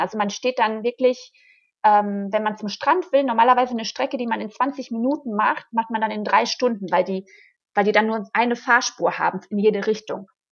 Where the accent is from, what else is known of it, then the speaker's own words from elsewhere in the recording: Hagen, North Rhine-Westphalia, Germany; moved away as an adult; also born or lived in Florianópolis, Brazil; ich komme halt aus Hagen. Das ist eine kleine Stadt